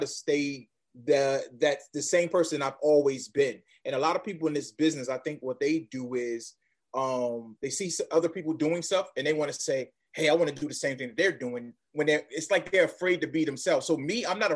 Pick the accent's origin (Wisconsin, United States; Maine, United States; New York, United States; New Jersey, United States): New York, United States; New York City; I'm from Brooklyn